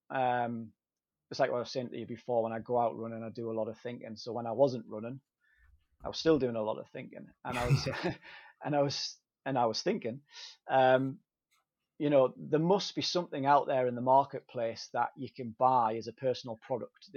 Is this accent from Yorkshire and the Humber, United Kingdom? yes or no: no; Durham, North East England, United Kingdom; I'm from Durham, so the Great North Run's on our doorstep